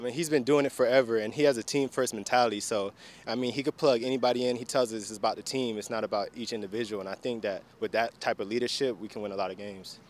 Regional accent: Tampa, Florida, United States; also born or lived in Baltimore; now in Houston, United States; I'm from Tampa, so we got a little breeze off the Gulf

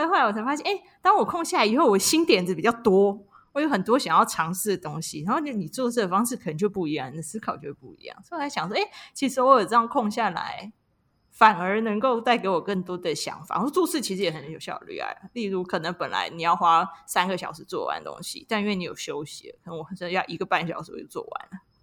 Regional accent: Taiwan; 我们都台湾人嘛，从小就是亚洲文化教育你浪费时间就是罪恶

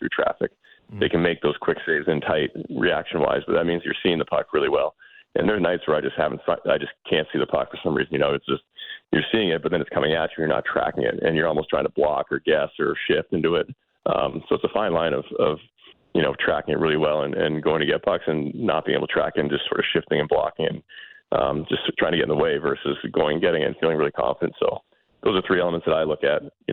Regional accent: Boston, Massachusetts, United States; I'm from Boston

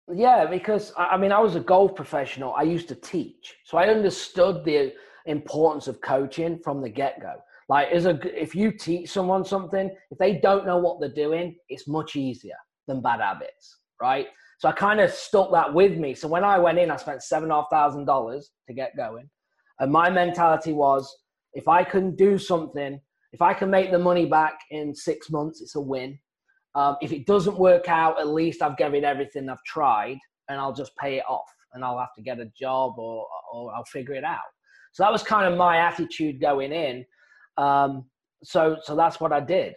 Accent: South East England, United Kingdom; moved away as an adult; also born or lived in Phoenix, Arizona, United States; now in United States; originally, I'm from England, and I was a golf professional, and I came out to the United States, stayed here

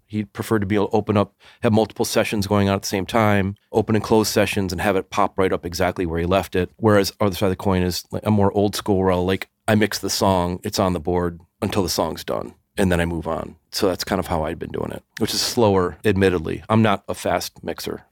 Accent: Evanston, Illinois, United States; born or raised there

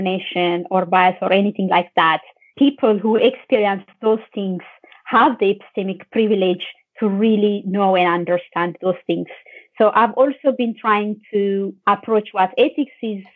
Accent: Ethiopia; now in Ireland; I'm Ethiopian. I'm from Ethiopia and I live in Ireland.

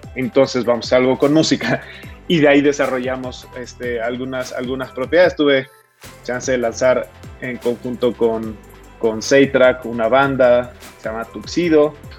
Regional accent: Mexico; nuestros connacionales

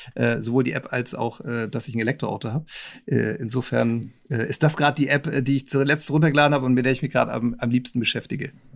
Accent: Nuremberg, Bavaria, Germany; ich bin Nürnberger

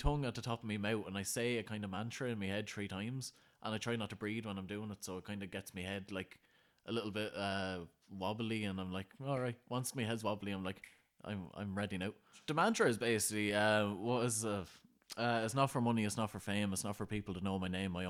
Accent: Ireland; You know, growing up in Ireland, anyone called Pa is old.

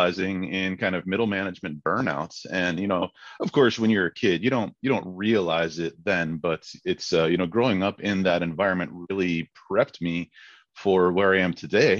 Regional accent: Crescent, Iowa, United States; I grew up in Crescent, Iowa. It's a little town, kind of north of Council Bluffs.

